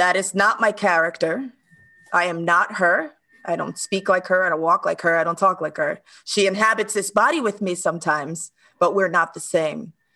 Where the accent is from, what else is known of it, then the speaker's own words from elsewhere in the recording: New York City, New York, United States; moved away as an adult; also born or lived in Dominican Republic (ancestry); now in Stockholm, Sweden; growing up in New York, I mean, first of all, I'm a, ch- a child of immigrants